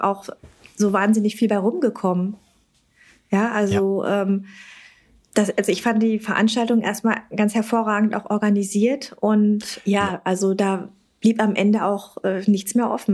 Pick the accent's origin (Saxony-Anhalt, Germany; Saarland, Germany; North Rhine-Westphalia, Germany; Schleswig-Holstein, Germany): North Rhine-Westphalia, Germany; bei uns in NRW